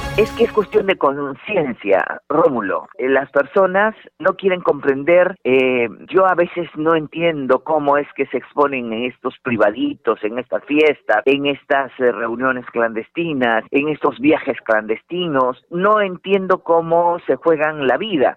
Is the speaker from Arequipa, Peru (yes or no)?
yes; Arequipa, Peru; Arequipa, eh, que por cierto es mi tierra, yo soy arequipeña